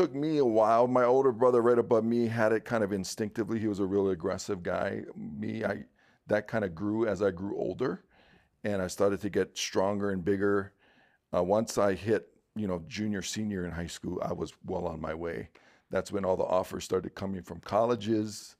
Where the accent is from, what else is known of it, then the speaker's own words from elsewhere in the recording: Honolulu, Hawaii, United States; Born and raised in Honolulu, Hawaii